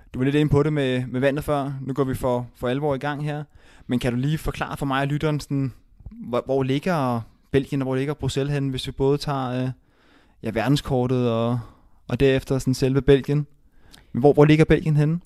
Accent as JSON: {"language": "Danish", "town": "Rødovre", "region": "Capital Region of Denmark", "country": "Denmark", "said": "jeg kommer selv fra, fra Rødovre af"}